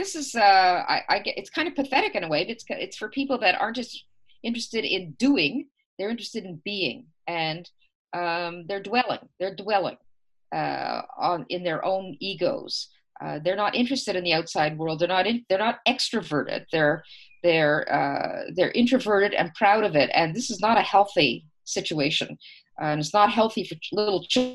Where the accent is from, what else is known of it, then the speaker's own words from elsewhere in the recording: Canada; us as Canadians